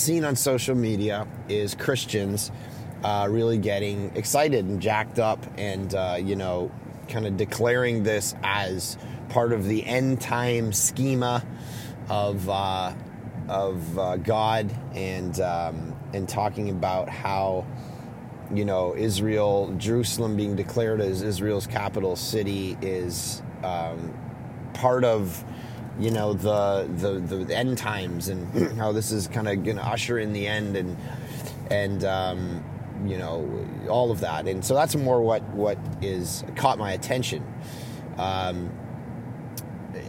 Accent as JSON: {"language": "English", "country": "Canada", "said": "as a Canadian"}